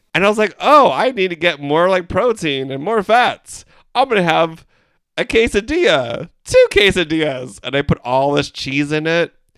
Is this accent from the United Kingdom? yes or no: no; Philippines; We're three Filipino gay guys